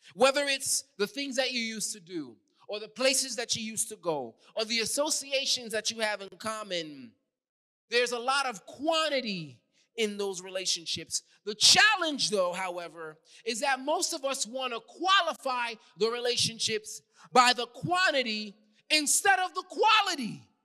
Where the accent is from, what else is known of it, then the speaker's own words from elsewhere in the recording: New York City, New York, United States; accent: New York; moved away; I'm from New York